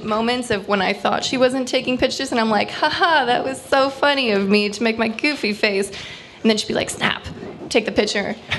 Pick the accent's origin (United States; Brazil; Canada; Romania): Canada; East Coast, Atlantic Canada; accent: East Coast; now in Ottawa, Canada; I'm from the East Coast. And perpetually I'm on, and everyone makes fun of my accent